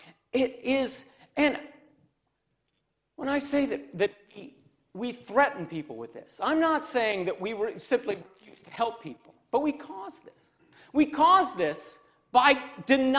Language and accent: English; Cassopolis, Michigan, United States; I'm from Cassopolis, Michigan